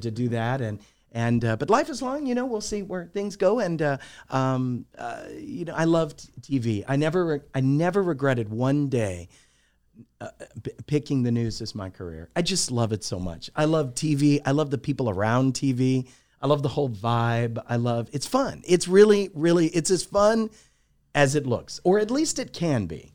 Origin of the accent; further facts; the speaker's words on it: Alamogordo, New Mexico, United States; moved away as an adult; also born or lived in Albuquerque, New Mexico / El Paso, Texas; I grew up in Alamogordo. My grandparents lived there